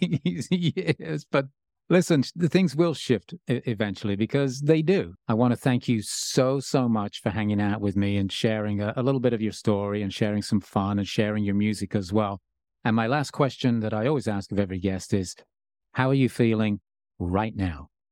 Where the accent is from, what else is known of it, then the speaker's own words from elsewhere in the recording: Birmingham, West Midlands, United Kingdom; now in United States; growing up in, in Birmingham